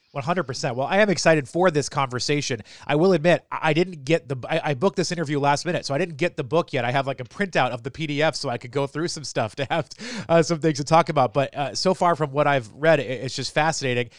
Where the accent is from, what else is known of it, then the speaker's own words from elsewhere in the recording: southern New Hampshire, United States; now in Baltimore, United States; I grew up, uh, just on the southern edge of New Hampshire, right above Massachusetts.